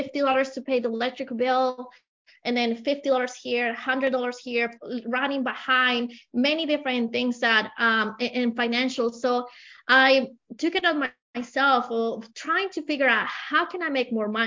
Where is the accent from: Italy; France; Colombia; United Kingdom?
Colombia; English is a second language; moved away as an adult; I have an accent. I came from Colombia about 20 years ago with a lot of dreams, but with only $100 in my pocket. I didn't speak the language.